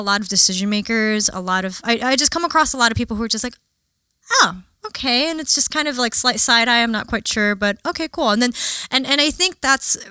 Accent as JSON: {"language": "English", "town": "New York City", "region": "New York", "country": "United States", "tie": "born or raised there", "moved": "as an adult", "lives_now": "Los Angeles, United States", "said": "So I'm from Flushing, Queens, which I'm born in the late 80s"}